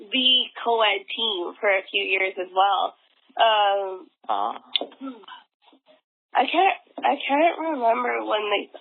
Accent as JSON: {"language": "English", "town": "Vancouver", "region": "British Columbia", "country": "Canada", "moved": "as an adult", "lives_now": "Washington, DC, United States", "said": "I'm currently in Vancouver right now. Uh, like just for the, uh, the audience, I'm I'm from Vancouver, but I live in DC."}